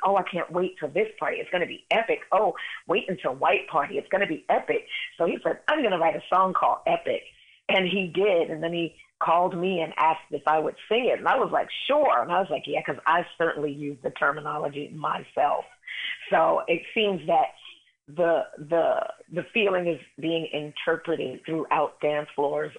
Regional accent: New York City, New York, United States; Brooklyn born and bred.

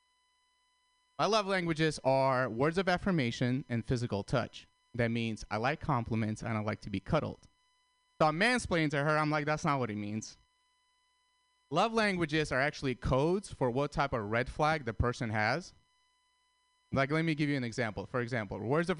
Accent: San Francisco, California, United States; I'm from San Francisco

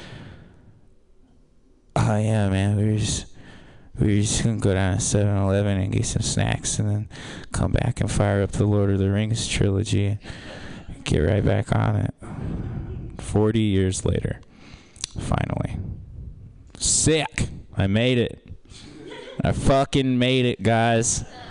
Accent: Kansas, United States; now in San Francisco, United States; I'm not from here. I'm from Kansas

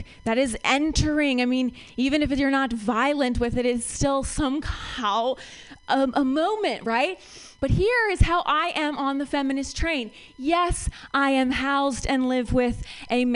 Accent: Ohio, United States; moved away as an adult; now in San Francisco, United States; I am from Ohio

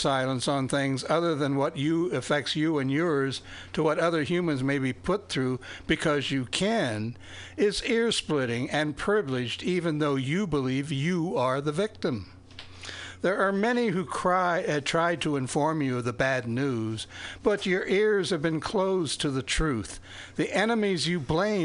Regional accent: Fort Recovery, Ohio, United States; I grew up in Fort Recovery, Ohio, where there were only white people

